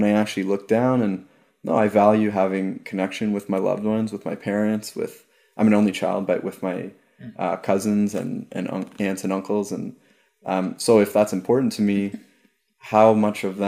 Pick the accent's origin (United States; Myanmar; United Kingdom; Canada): Canada; Ajax, Ontario; moved away; also born or lived in St. Joseph's / Toronto; I was born in St. Joseph's, and I grew up in Ajax. So it's a suburb